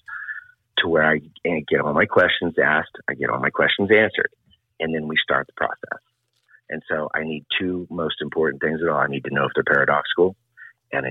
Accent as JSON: {"language": "English", "town": "Oklahoma City", "region": "Oklahoma", "country": "United States", "tie": "born or raised there", "said": "I grew up in Oklahoma City"}